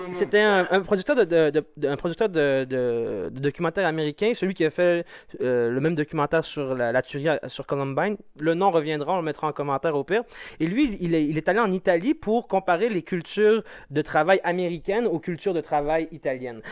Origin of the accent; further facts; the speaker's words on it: Algeria; now in Quebec, Canada; mes racines sont en Algérie et mes feuilles sont ici